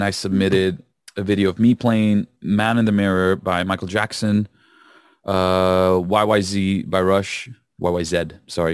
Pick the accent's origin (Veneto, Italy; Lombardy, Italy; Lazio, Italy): Lazio, Italy; Rome; moved away as an adult; now in Liverpool, United Kingdom; I'm from Rome initially